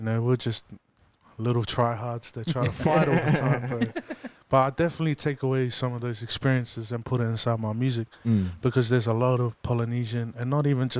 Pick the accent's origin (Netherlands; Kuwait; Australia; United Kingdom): Australia; Brisbane, Queensland; also born or lived in American Samoa; I was growing up in Forest Lake, and we were right next door to Inala.